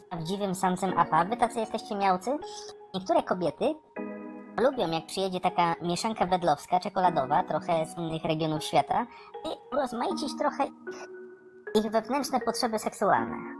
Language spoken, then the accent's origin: Polish; Poland; jestem z Polski